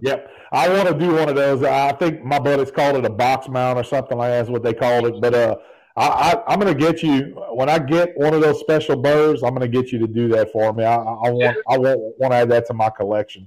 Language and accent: English; Evangeline Parish, Louisiana, United States; I grew up in Evangeline parish.